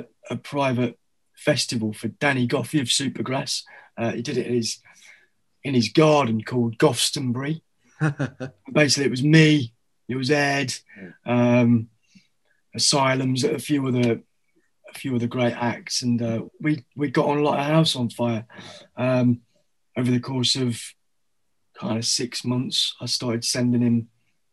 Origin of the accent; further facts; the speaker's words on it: Derbyshire, East Midlands, United Kingdom; accent: Derbyshire; moved away as an adult; also born or lived in Australia; now in London, United Kingdom; I was raised in Derbyshire